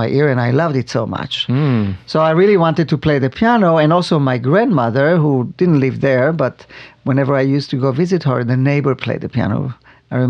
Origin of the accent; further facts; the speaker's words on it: Israel; now in Arizona, United States; Not far from Tel Aviv. Mm-hmm. I grew up on a farm